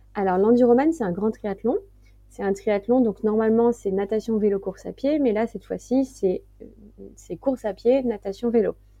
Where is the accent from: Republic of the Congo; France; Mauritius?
France; Martinique; moved away; also born or lived in west coast of France; J'ai grandi aussi en Martinique